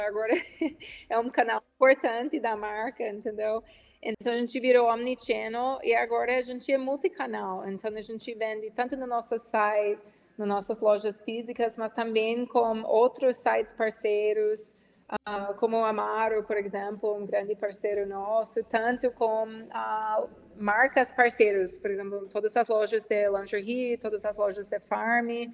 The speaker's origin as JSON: {"language": "Portuguese", "town": "Washington", "region": "District of Columbia", "country": "United States", "second_language": "Portuguese", "moved": "as an adult", "lives_now": "Brazil", "said": "eu sou americana, eu sou de Washington, D.C., inicialmente, nos Estados Unidos. Eu tenho oito anos no Brasil"}